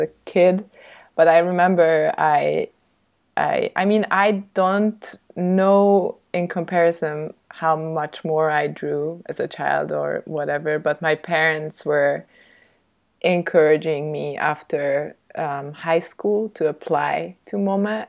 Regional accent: Budapest, Hungary; also born or lived in Stuttgart, Germany / Salzburg, Austria; kind of growing up in Austria until I was eight, and then we moved back to Hungary to Budapest

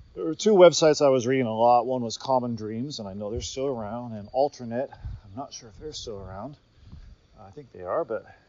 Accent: United States; moved away; as an American who's Gen X, born in 73

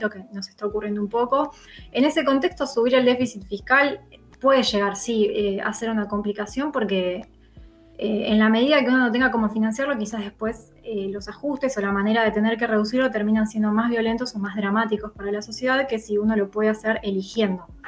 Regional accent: Argentina

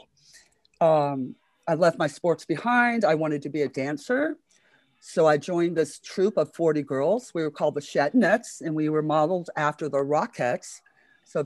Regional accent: Miami, Florida, United States; now in San Francisco, United States; I grew up in Miami, Florida, born and raised there

